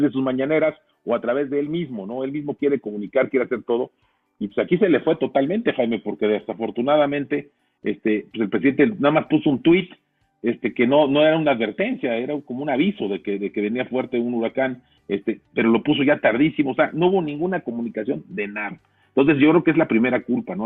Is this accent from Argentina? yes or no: no; Mexico; somos mexicanos